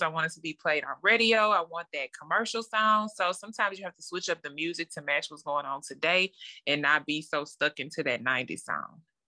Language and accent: English; Lake Charles, Louisiana, United States; So, I'm from Lake Charles, Louisiana. It's a small town, um, born and raised there